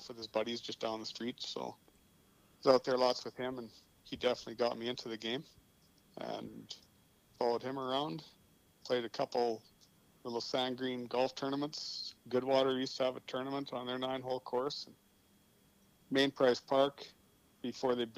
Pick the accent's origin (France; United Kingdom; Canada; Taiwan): Canada; Saskatchewan; we grew up in Hallbright